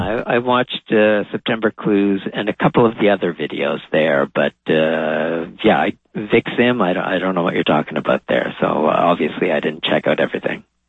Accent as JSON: {"language": "English", "town": "Châteauguay", "region": "Quebec", "country": "Canada", "tie": "born or raised there", "also_born_or_lived": "Montreal", "moved": "as an adult", "lives_now": "Toronto, Canada", "said": "I was born in Montreal, but grew up outside in one of the suburbs, uh, okay. a place called Chateauguay"}